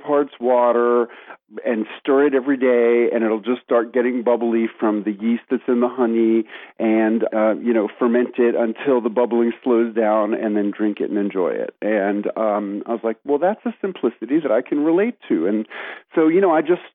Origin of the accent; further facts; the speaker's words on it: New York City, New York, United States; moved away as an adult; now in Tennessee, United States; I grew up in New York City. I spent the first 30 years of my life there.